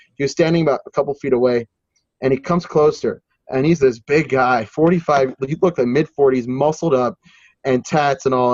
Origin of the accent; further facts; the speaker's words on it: New Jersey, United States; my home state in New Jersey